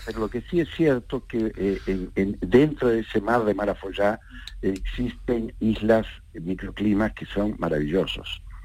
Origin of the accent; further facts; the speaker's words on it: Córdoba, Argentina; now in Granada, Spain; Córdoba, que nací